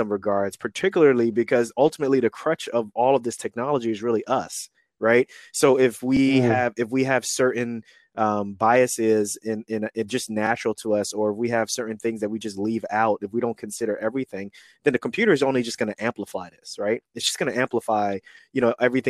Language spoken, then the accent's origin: English; New York City, New York, United States; moved away as an adult; also born or lived in Newark area, New Jersey, United States / Kansas City, Missouri, United States / Atlanta, Georgia, United States; I'm 41 and I grew up in New York City. I was in Queens, New York during that time when crack was huge.